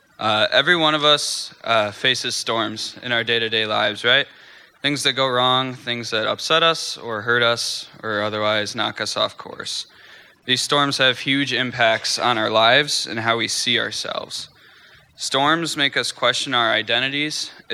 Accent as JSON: {"language": "English", "region": "Michigan", "country": "United States", "said": "I'm from Michigan"}